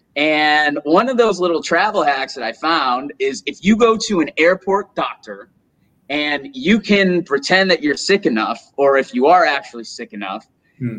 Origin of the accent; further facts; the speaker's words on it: Rochester, New York, United States; moved away as an adult; also born or lived in Gold Coast, Australia / Thailand; now in Playa del Carmen, Mexico; I'm originally from Rochester, New York.